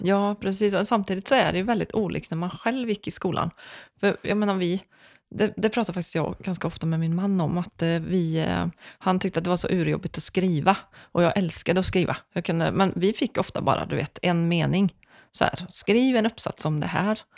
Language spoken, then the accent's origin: Swedish; Vara, Västra Götaland, Sweden; moved away as an adult; also born or lived in Skara; now in Gothenburg, Sweden; jag är från Vara